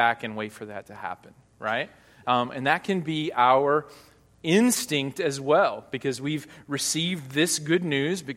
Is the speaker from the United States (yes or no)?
yes; Hot Springs, Arkansas, United States; now in Northeast Arkansas, United States; I grew up about 3 hours south of here in Hot Springs, Arkansas